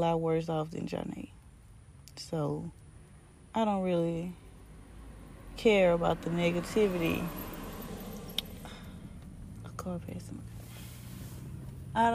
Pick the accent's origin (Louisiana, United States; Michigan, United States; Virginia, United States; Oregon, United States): Louisiana, United States; Baton Rouge; we're from Baton Rouge, Louisiana